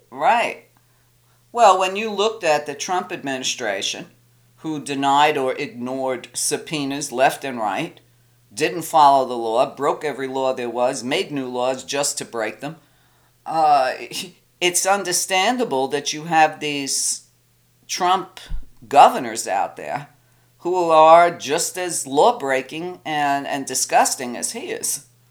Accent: New York, United States; I'm a woman, I'm Italian, I'm from New York.

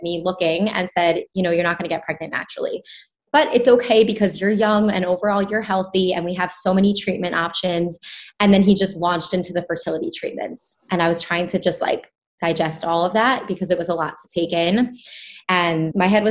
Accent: New York, United States; I grew up in New York

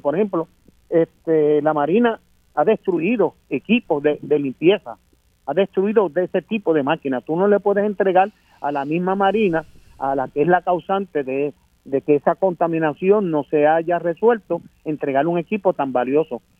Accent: Vieques, Puerto Rico; yo voy para Vieques, yo soy de Vieques.

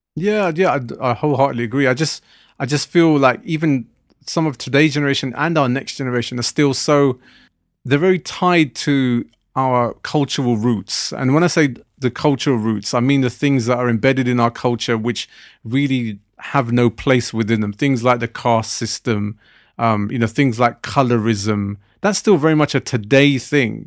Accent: Southall, London, United Kingdom; when I was growing up in Southall, the Punjabi community where I lived around

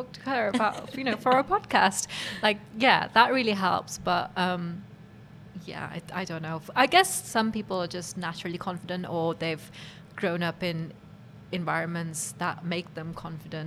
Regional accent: Cardiff, Wales, United Kingdom; growing up in Cardiff

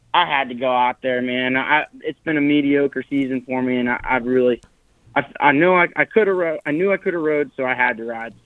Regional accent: Maryland, United States; I'm from Maryland

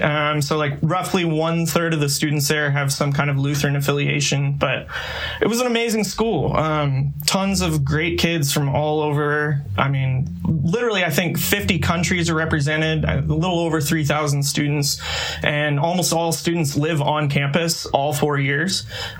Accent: Lawrence, Kansas, United States; also born or lived in Minnesota; I'm actually a Lawrence native. I'm a townie. Right on. I grew up in Lawrence.

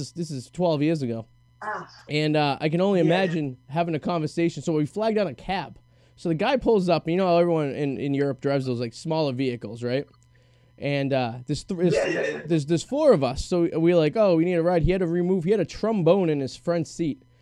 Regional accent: Boston, Massachusetts, United States; accent: Boston; my Boston accent

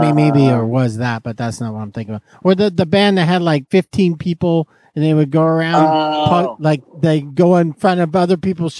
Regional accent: Fresno, California, United States; Saying we're from Fresno is both a bond and a threat.

